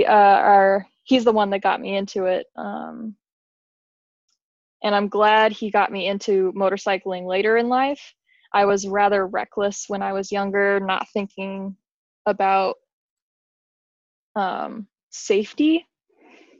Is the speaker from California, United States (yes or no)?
no; Las Vegas, Nevada, United States; moved away as an adult; now in Michigan, United States; I grew up in Las Vegas, Nevada